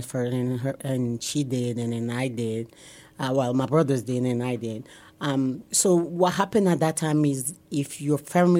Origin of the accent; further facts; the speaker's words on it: Togo; moved away as an adult; now in Omaha, United States; And I come from Togo. T-O-G-O is on the west coast of Africa.